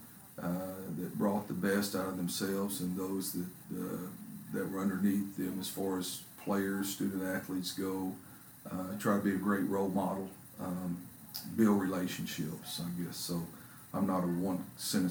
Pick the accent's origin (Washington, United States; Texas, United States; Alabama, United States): Texas, United States; Kerens; now in Corsicana, United States; I grew up in Kearns.